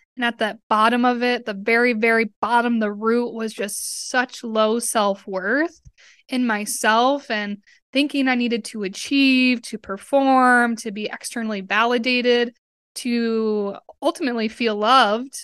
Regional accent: Westfield, Massachusetts, United States; moved away as an adult; also born or lived in Tampa, Florida; I grew up in Westfield, Massachusetts

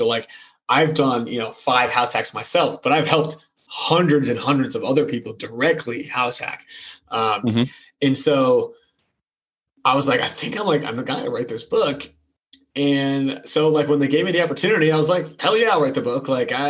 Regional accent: New England, United States; I grew up in New England. So I know you hate him. I know you're still hurting.

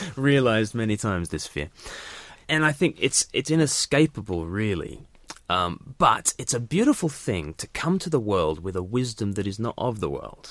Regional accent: Australia; now in United Kingdom; as an Australian living in the U K

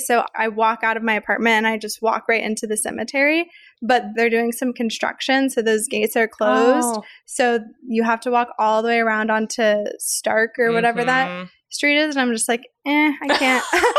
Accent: the Ozarks, United States; I grew up in the Ozarks. So the Ozarks are really all these beautiful big trees everywhere. And the neighborhood that I lived in, we just had trees on all the streets.

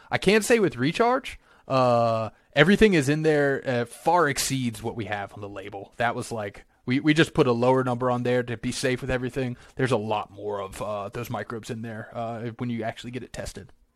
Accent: Virginia, United States; moved away; I grew up in Virginia

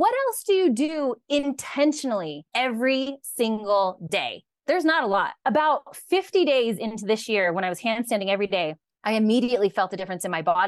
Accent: California, United States; And I am the one who will go, well, I'm from California.

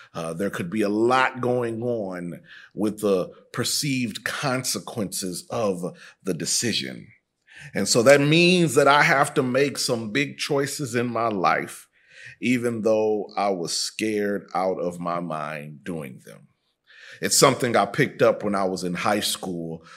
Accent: Midwest, United States; moved away as an adult; also born or lived in Texas; I was raised in the Midwest.

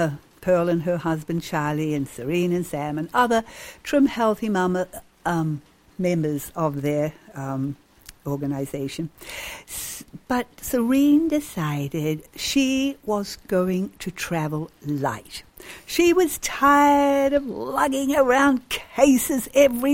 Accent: New Zealand; I was brought up in New Zealand, a sheep country

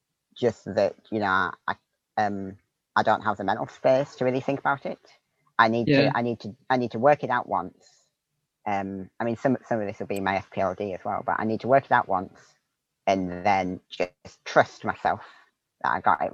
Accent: Northeast, United States; just the environment that I grew up in, you know, and growing up in the Northeast where I did.

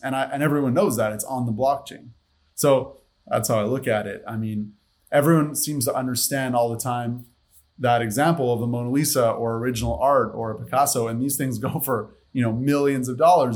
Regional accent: Montreal, Quebec, Canada; moved away; I'm from Montreal, Canada originally.

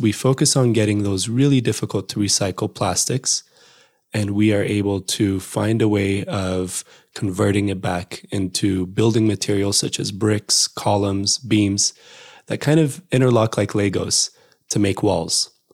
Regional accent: Addis Ababa, Ethiopia; moved away as an adult; also born or lived in United States; my hometown of Addis

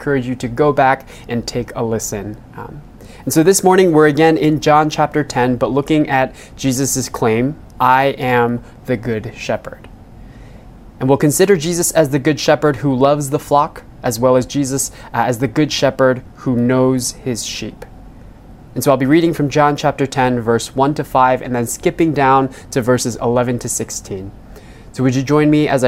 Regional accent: New York City, New York, United States; being born and raised in New York City in this area

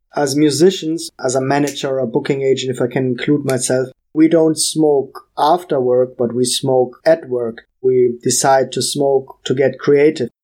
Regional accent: Hamburg, Germany; moved away as an adult; also born or lived in Jamaica; I'm from Hamburg, Germany. It's my hometown where I was born and raised

